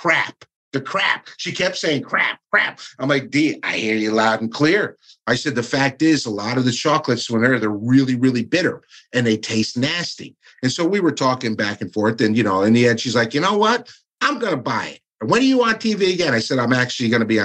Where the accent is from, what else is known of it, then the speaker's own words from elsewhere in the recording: Stamford, Connecticut, United States; That is actually my hometown. That's where I was born and raised